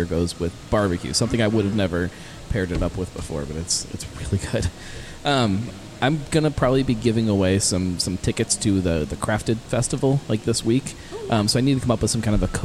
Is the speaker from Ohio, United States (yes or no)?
yes; Cincinnati, Ohio, United States; I'm from Cincinnati